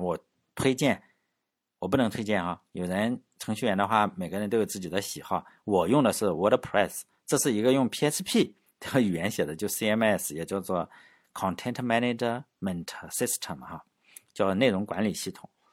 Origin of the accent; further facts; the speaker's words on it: Laiwu, Shandong, China; 相当于我老家旁边淄博哈，我老家是莱芜